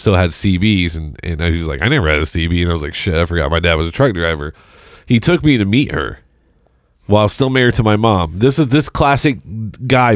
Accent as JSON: {"language": "English", "town": "Seymour", "country": "United States", "moved": "yes", "said": "I moved away. I'm from Seymour, so it's about an hour south of here. I moved away in 2002"}